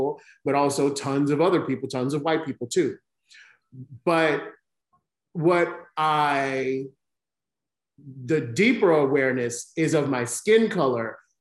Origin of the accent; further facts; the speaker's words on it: the South, United States; I live in the South, I was raised in the South, I live in the South now